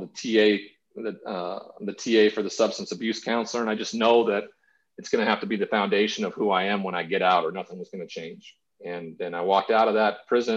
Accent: Montana, United States; growing up in Montana with a cowboy culture that exists around ranchers and everything like that. My grandfather was one. I grew up on a farm, a farming community.

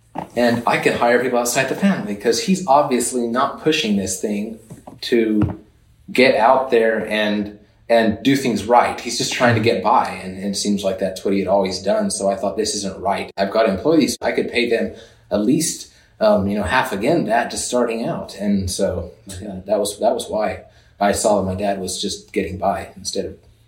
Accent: Oklahoma, United States; born there; There where I was born in Oklahoma, we had a dairy. Our family had a dairy, ran a small dairy

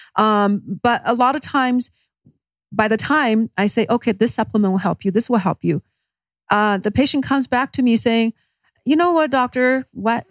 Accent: Beijing, China; moved away as an adult; I actually grew up in China. Uh, first, my first twenty years was in Beijing.

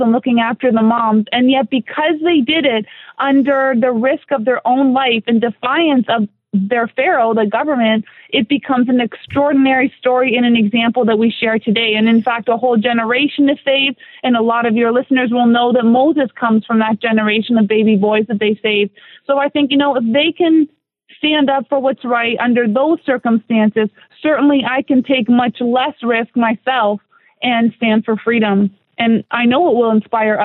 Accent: Canada; moved away as an adult; now in South Florida, United States; I'm a Canadian.

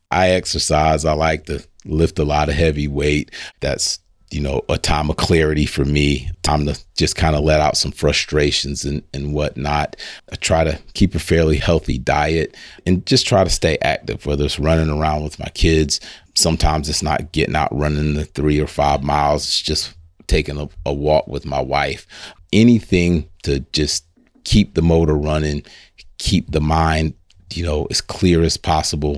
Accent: Lake City, United States; I grew up right here in Lake City, small community right outside Lake City called Hog Eye

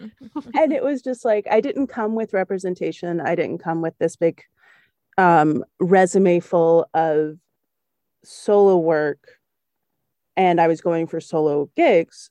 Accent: the South, United States; also born or lived in Germany; As a Southern white lady

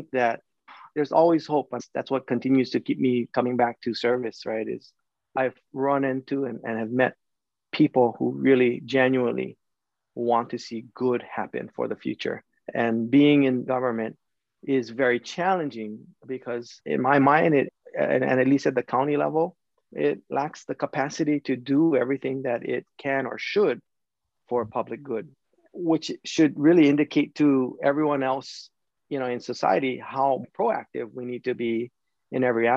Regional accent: Kauai, Hawaii, United States; we're a group of 5 men from Kauai

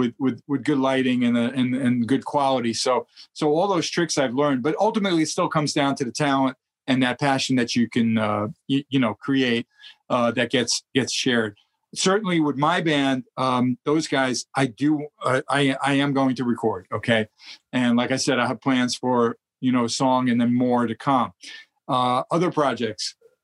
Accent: Brooklyn, New York, United States; And I'm, of course, born and bred in New York. So you should hear my voice when I get there. I go total New York.

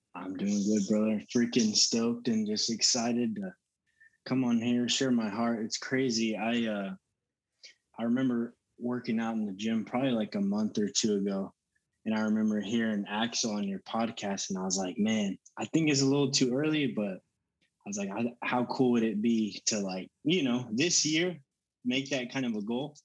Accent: Denton, Texas, United States; also born or lived in Allen, Texas; I was born and raised in Texas. I lived in Allen up until about seventh grade, and then from seventh grade up until I graduated, I grew up in Denton

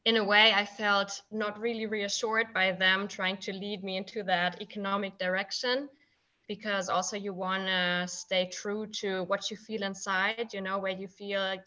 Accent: Frankfurt, Hesse, Germany; I'm from Frankfurt.

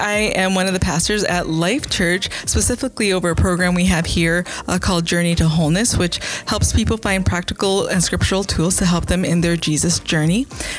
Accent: Milwaukee, Wisconsin, United States; moved away as an adult; now in Green Bay, United States; We are originally from the Milwaukee area. So I was born and raised.

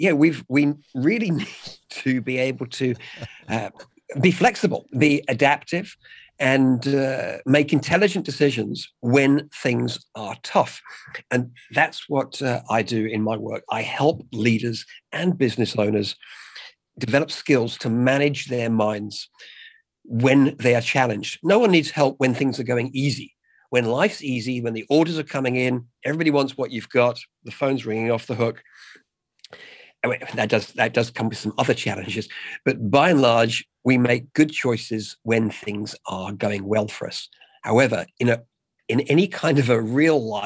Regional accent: England, United Kingdom; now in Australia; I'm English

